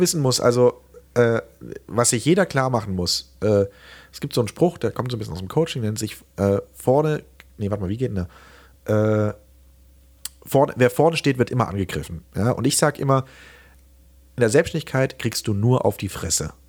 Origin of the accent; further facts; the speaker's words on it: Remseck, Baden-Württemberg, Germany; ich komme aus äh, Remseck, das ist bei Stuttgart und im schönen Süden